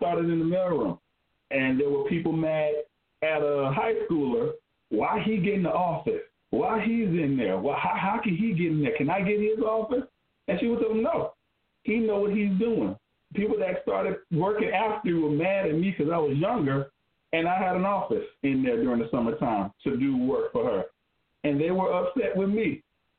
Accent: Spartanburg, South Carolina, United States; I'm from Spartanburg, South Carolina

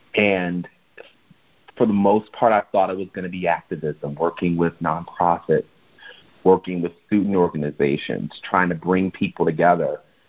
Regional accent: Chicago, Illinois, United States; it was for me a real culture shock growing up in Chicago and being in a Black neighborhood that wasn't even majority Black at first.

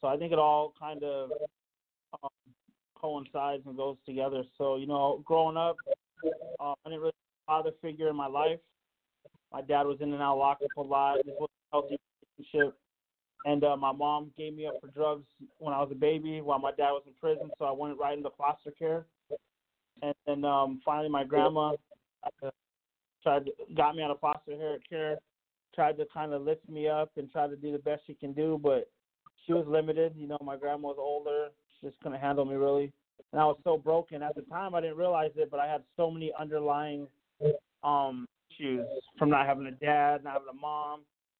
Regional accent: Yuma, Arizona, United States; also born or lived in Southern California; I grew up a little all over the place. We traveled a lot, but I'd say mainly I grew up in Yuma, Arizona. That's where I lived a lot of my life, in Southern California, both places.

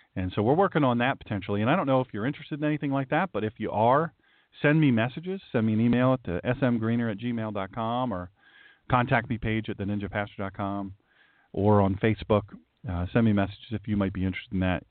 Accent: the South, United States; accent: southern; my southern accent

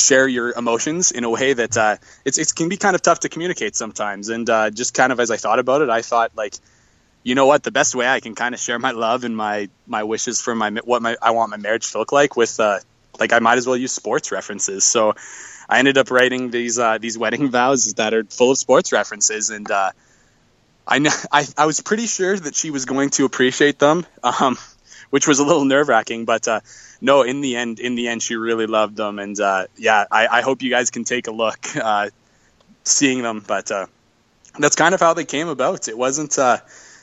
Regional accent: northwestern Canada, Canada; I live in Canada. I'm a Canadian. I live in northwestern Canada

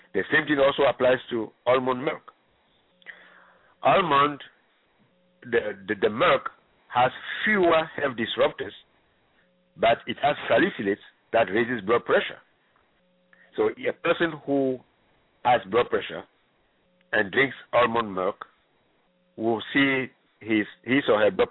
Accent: Ghana; moved away; I am originally from Ghana

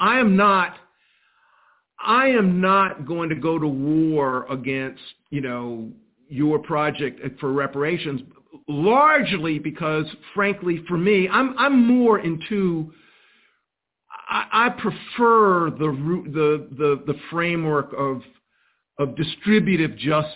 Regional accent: Columbia, South Carolina, United States; I was born in 1954 in Columbia, South Carolina.

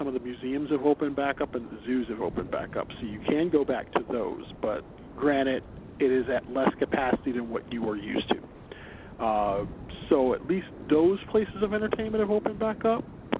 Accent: Chicago, Illinois, United States; as a Chicagoan

